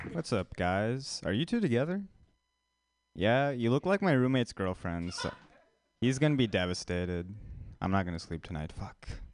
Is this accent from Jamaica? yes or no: no; India; moved away; an Indian person, like actually from India